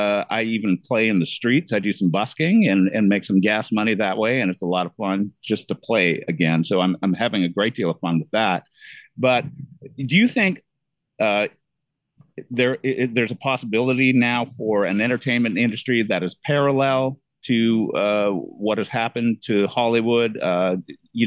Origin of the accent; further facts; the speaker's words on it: Canada; moved away as an adult; now in Florida, United States; where I'm currently nested in the state of Florida, which as a Canadian